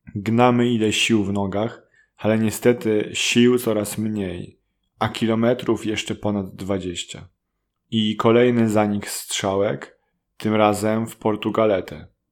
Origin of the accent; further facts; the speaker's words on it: Poland; first language Polish; Z Polski